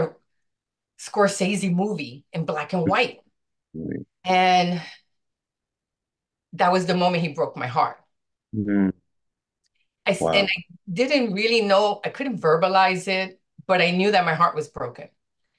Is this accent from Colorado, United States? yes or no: no; New York City, New York, United States; I was born and raised in the South Bronx